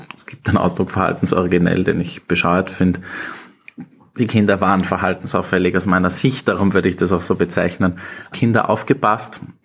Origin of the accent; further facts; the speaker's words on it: Upper Austria, Austria; moved away as an adult; also born or lived in London; now in Vienna, Austria; ich bin aus Oberösterreich, wohne jetzt mittlerweile seit acht Jahren in Wien, war in Oberösterreich in der Schule